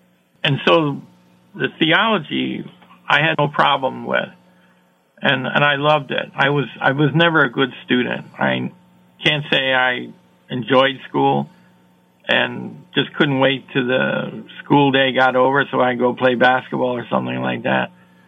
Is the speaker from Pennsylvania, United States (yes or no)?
no; Iowa, United States; I was a lonely teenager. Growing up in Iowa, I didn't really know anybody.